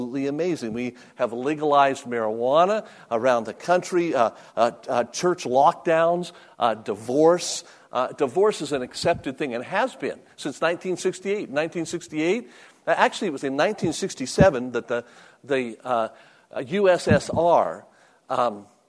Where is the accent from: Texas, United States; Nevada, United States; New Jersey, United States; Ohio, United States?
Nevada, United States; Las Vegas; moved away as an adult; I was born and raised in Las Vegas, Nevada